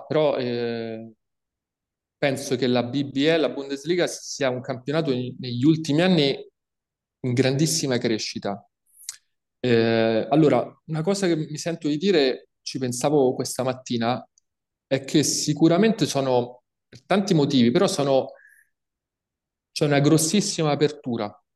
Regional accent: Italy; now in Chemnitz, Germany; io che sono italiano

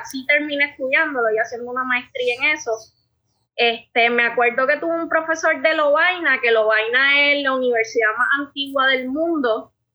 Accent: southwest Puerto Rico, Puerto Rico; also born or lived in Paris, France; yo soy una boricua

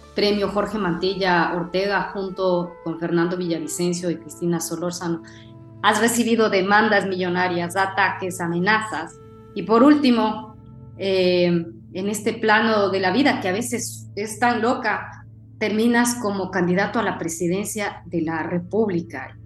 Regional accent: Ecuador; los ecuatorianos a nivel mundial, los que estamos

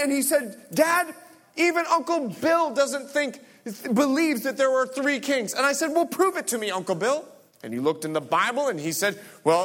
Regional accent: Bahamas; I'm from the Bahamas

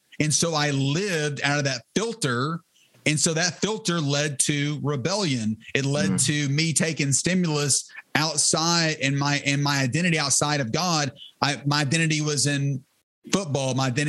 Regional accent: the Bible Belt, United States; So while I grew up in the Bible Belt, sometimes people will say, I grew up in the church.

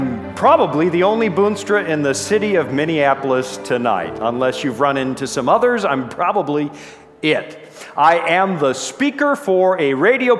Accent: Canada; moved away as an adult; also born or lived in Toronto; now in Colorado, United States; my home country of Canada

